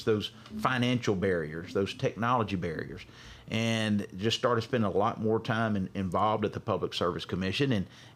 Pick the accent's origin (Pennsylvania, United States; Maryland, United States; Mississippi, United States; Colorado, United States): Mississippi, United States; Carthage; now in Jackson, United States; I'm originally from Carthage, Mississippi. Graduated from there